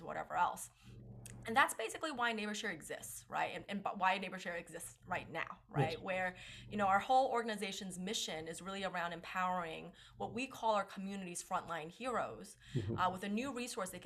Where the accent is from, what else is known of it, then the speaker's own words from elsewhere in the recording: New England, United States; also born or lived in China; now in Connecticut, United States; I was born in China and moved here when I was around 5. And have sort of, you know, moved throughout the states, but always sort of in the New England area.